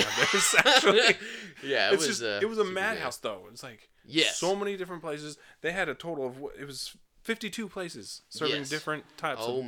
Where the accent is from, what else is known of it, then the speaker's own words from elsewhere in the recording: Las Vegas, Nevada, United States; moved away; I grew up in Las Vegas.